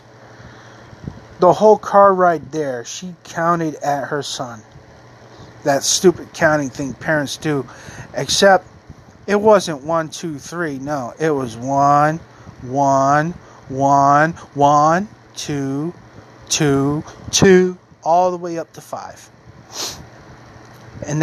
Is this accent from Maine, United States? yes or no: yes; Maine, United States; also born or lived in North Carolina; I left my hometown again to move to another town in Maine